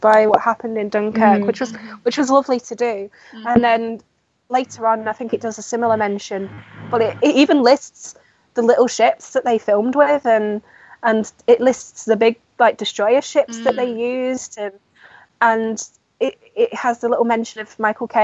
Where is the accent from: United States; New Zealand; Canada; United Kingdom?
United Kingdom; I am British